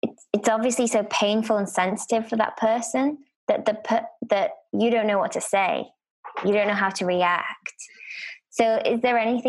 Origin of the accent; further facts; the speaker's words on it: United Kingdom; As a Brit